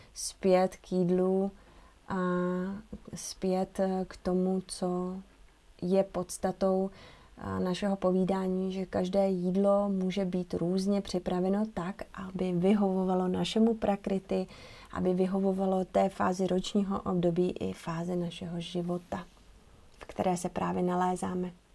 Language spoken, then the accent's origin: Czech; Bohemia, Czechia; u nás v Čechách v zimě nic neroste